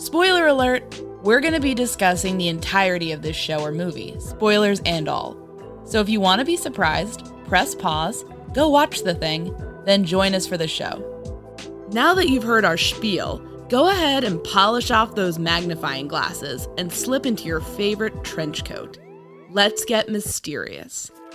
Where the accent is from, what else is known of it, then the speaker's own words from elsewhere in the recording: New York, United States; I grew up in New York